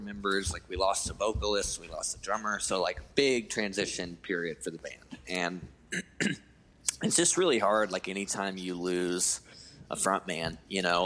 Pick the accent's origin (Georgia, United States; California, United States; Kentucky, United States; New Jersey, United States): Georgia, United States; Cleveland; moved away as an adult; also born or lived in Atlanta, Georgia; my hometown called Cleveland, Georgia, which probably no one has ever heard